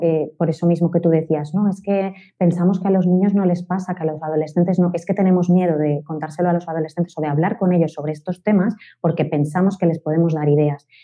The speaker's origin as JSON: {"language": "Spanish", "town": "Valencia", "region": "Valencian Community", "country": "Spain", "said": "yo soy de Valencia"}